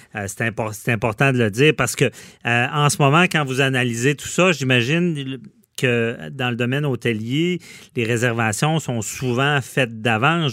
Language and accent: French; Quebec City, Quebec, Canada; si j'étais pas de Québec